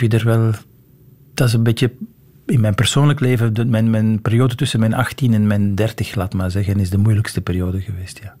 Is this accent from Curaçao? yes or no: no; Antwerp, Flanders, Belgium; also born or lived in Leuven; now in Brussels, Belgium; Ik ben geboren in Antwerpen in een gewoon rijhuis in de stad